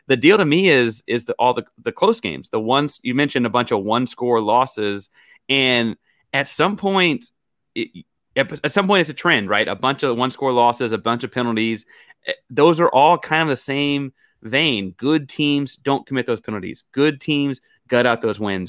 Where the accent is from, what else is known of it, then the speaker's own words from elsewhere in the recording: Houston, Texas, United States; I was born in Houston